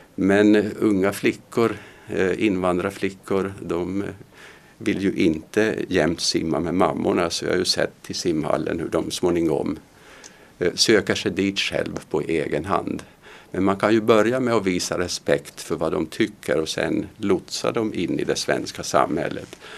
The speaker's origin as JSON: {"language": "Swedish", "country": "Finland", "tie": "born or raised there", "moved": "yes", "lives_now": "Sweden", "said": "När jag växte upp i Finland"}